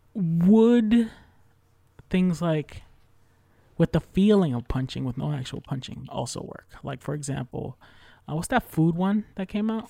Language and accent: English; New York, United States; I'm from New York